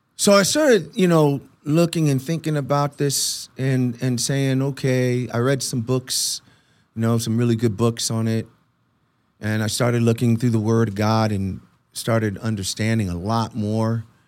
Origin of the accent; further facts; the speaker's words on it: Puerto Rico; moved away; I'm Puerto Rican, so I was born in Puerto Rico